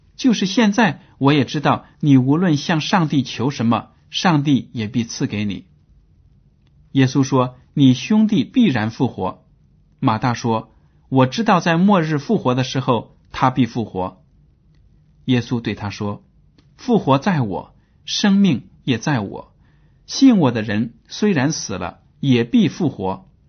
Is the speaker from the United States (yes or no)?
no; China; 我们中国人就很迷信，就很讨厌死亡